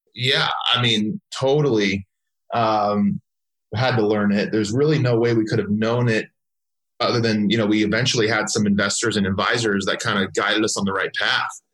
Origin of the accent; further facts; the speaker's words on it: Southern California, United States; I grew up actually in Southern California